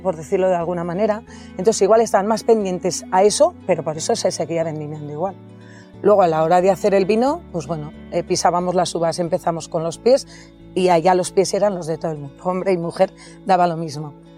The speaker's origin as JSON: {"language": "Spanish", "area": "Villatuerta", "region": "Navarre", "country": "Spain", "tie": "born or raised there", "also_born_or_lived": "Cirauqui", "moved": "as an adult", "said": "en mi pueblo, Villatorta. Llegué a Cirauqui, que me casé y fui ahí."}